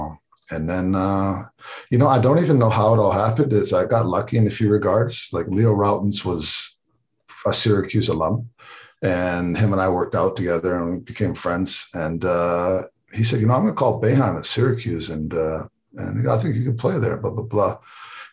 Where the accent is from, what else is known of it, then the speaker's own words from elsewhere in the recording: Canada; moved away as an adult; also born or lived in United States; I'm Canadian